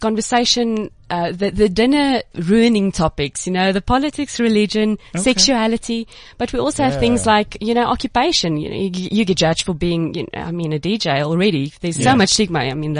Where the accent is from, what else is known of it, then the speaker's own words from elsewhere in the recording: Cape Town, Western Cape, South Africa; I'm from Cape Town.